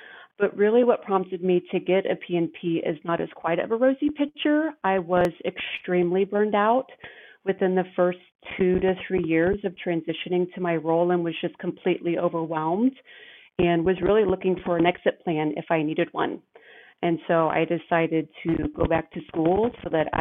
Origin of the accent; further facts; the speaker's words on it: Kansas City, Missouri, United States; I grew up here in Kansas City in the northeast area of town